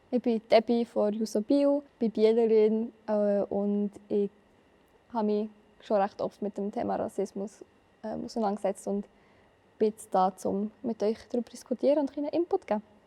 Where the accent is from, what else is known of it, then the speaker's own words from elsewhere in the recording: Biel, Bern, Switzerland; Ich komme von Biel.